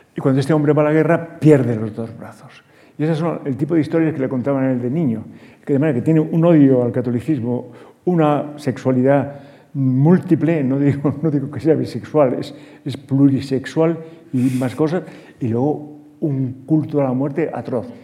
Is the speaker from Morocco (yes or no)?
yes; Larache, Tanger-Tetouan-Al Hoceima, Morocco; moved away; en Larache, donde yo nací